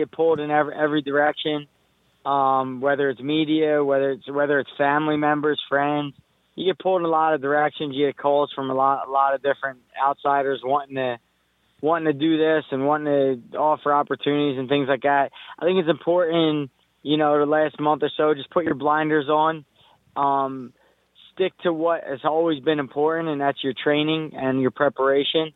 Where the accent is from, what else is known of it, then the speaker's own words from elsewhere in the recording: United States; I'm Irish. I'm Puerto Rican. But the fact remains, I'm from America and I'm American